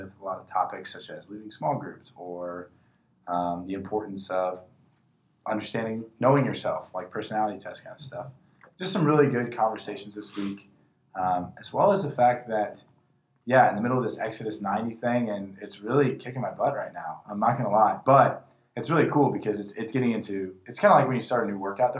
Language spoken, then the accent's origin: English; Missouri, United States; I hail from the great town of Kerygma, Missouri